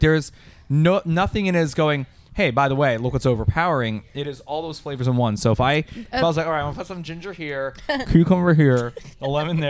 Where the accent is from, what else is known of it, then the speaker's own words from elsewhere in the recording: Florida, United States; we're from Florida.